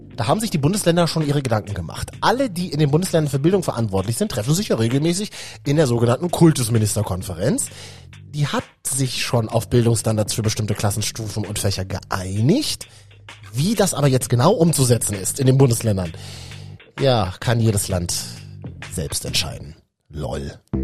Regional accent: Berlin, Germany; als Berliner

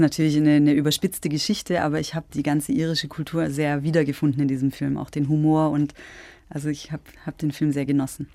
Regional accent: Schwäbisch Hall, Baden-Württemberg, Germany; moved away as an adult; also born or lived in Albstadt-Ebingen, Baden-Württemberg / Tübingen; now in Leisnig, Germany; Ich bin aufgewachsen in Schwäbisch Hall, mhm. auch in Baden-Württemberg

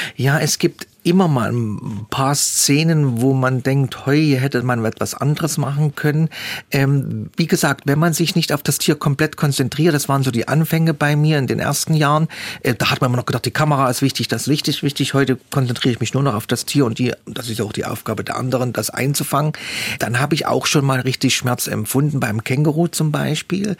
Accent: Leipzig, Saxony, Germany; Wir kennen als Leipziger das alles noch

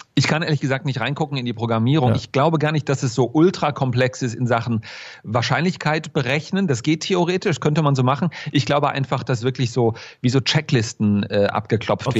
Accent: Germany; moved away as an adult; now in Shanghai, China; bei uns in Deutschland

